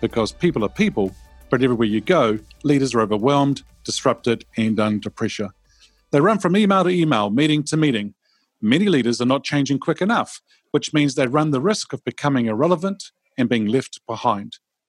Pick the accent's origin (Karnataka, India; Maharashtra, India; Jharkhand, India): Karnataka, India; I always say to them, oh, I'm from Karnataka. And they look at me and they go, huh? And I go, yeah, I'm from Karnataka.